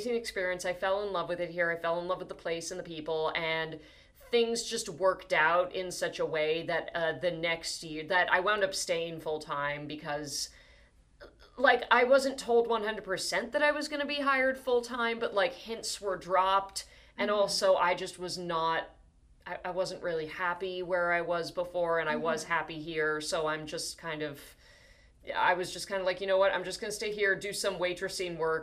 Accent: New Jersey, United States; moved away as an adult; also born or lived in Hoboken; I am originally from New Jersey, yeah, but I'm from New Jersey

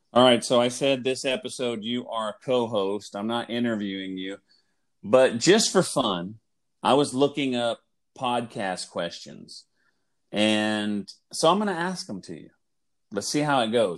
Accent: Oklahoma, United States; moved away as an adult; now in Texas, United States; where I grew up in Oklahoma, it is a natural sports rival for Texas. So living in Texas and growing up in Oklahoma

